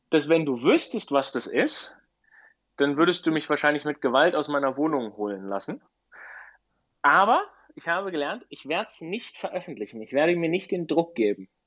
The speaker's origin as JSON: {"language": "German", "area": "Black Forest", "region": "Baden-Württemberg", "country": "Germany", "tie": "born or raised there", "moved": "yes", "lives_now": "Girona, Spain", "said": "Teil wird auf meiner Heimatstrecke ähm, stattfinden. Im, im, Im, Schwarzwald."}